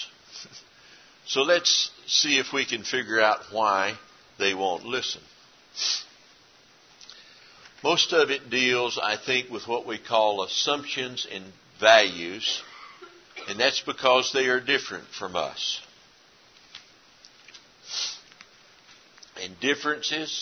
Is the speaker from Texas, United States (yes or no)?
yes; East Texas, United States; moved away; Where I grew up in East Texas originally